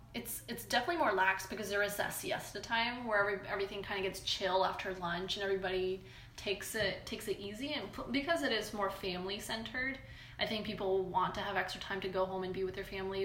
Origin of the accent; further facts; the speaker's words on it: Punjab, India; Yeah, like I'm from Punjab.